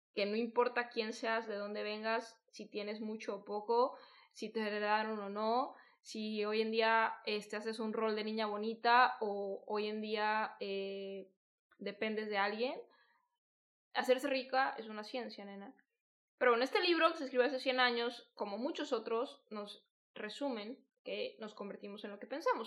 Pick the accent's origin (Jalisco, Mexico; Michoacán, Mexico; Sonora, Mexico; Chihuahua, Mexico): Jalisco, Mexico; Guadalajara; yo soy de Guadalajara